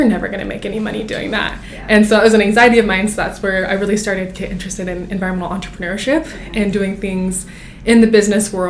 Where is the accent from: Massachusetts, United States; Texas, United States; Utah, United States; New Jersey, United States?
Utah, United States; Draper; I was born and raised in Draper, Utah